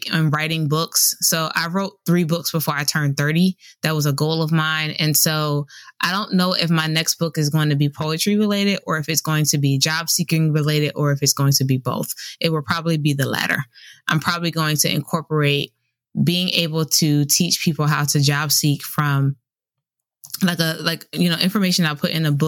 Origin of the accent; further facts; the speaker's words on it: Camden, New Jersey, United States; moved away as an adult; also born or lived in Raleigh, North Carolina; I am originally from Camden, New Jersey.